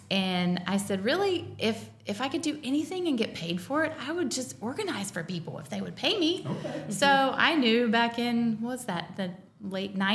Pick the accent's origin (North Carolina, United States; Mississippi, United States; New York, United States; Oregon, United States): North Carolina, United States; now in Missouri, United States; I am from North Carolina originally.